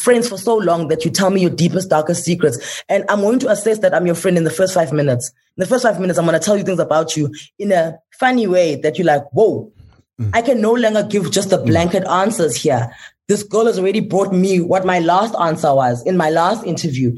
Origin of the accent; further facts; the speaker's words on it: South Africa; I'm like, South Africa